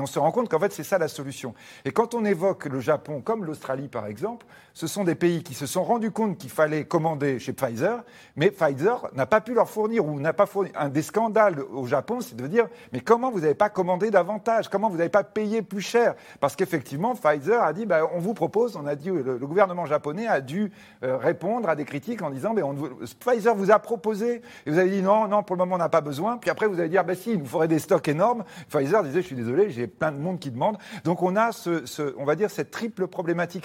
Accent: France; chez nous, en France

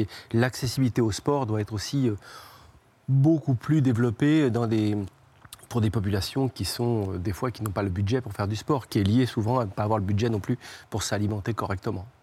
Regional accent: Trouville-sur-Mer, Normandy, France; de Trouville, c'est là d'où je viens

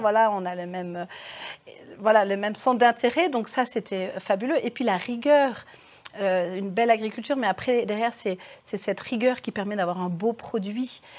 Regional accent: Cré, Auvergne-Rhône-Alpes, France; je suis née à Cré. J'étais bah, d'une famille d'agriculteurs de par mon papa

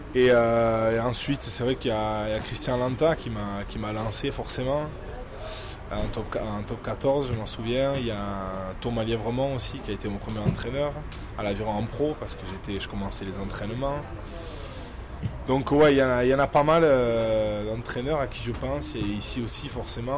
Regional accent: Saint-Pée-sur-Nivelle, Nouvelle-Aquitaine, France; moved away as an adult; also born or lived in Bayonne; now in Toulon, France; c'est ma terre natale, je suis né là-bas, j'ai grandi là-bas, j'ai tout fait là-bas, j'ai tout fait au Pays Basque

